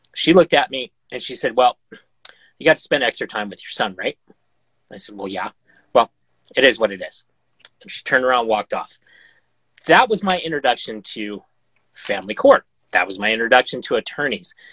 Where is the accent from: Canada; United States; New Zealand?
United States; Montana; in my home state you know montana